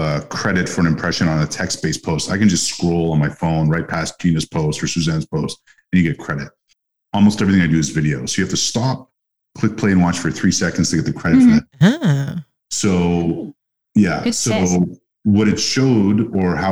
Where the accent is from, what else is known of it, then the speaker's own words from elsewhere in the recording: Montreal, Quebec, Canada; I grew up in Montreal, which is a city of immigrants